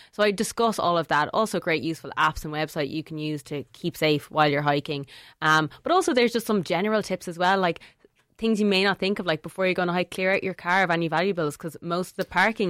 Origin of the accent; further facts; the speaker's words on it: Munster, Ireland; So we grew up on Chivenamon Mountain